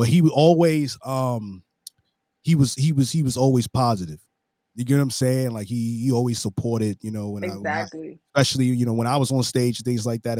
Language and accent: English; New York City, New York, United States; when I get back to New York, I'm from Brooklyn